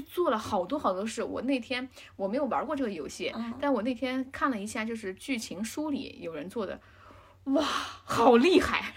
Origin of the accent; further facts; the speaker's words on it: China; 我们中国人啊嗯，玩儿这些就会更有感触